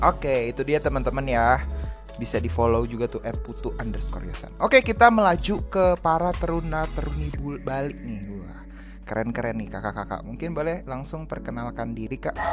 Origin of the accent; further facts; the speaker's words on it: Bogor, West Java, Indonesia; aku kan dari Bogor